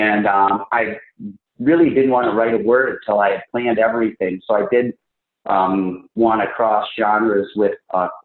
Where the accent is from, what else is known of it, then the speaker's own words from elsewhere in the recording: Green Bay, Wisconsin, United States; I'm from the Midwest. I'm from Green Bay, actually deep here, east of here